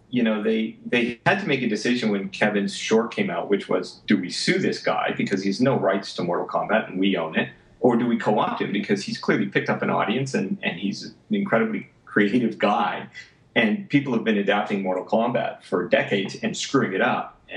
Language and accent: English; Vancouver, British Columbia, Canada; I, you know, I came from Vancouver, even though I was in Los Angeles at the time